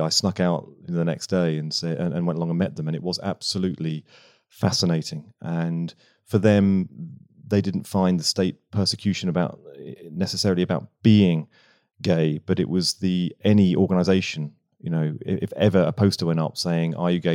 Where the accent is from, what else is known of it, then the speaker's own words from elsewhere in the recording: Bognor Regis, South East England, United Kingdom; moved away; I grew up in Bognor Regis